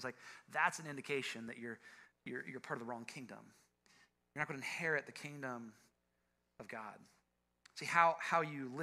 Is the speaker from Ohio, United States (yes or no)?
yes; Ohio, United States; I'm from Ohio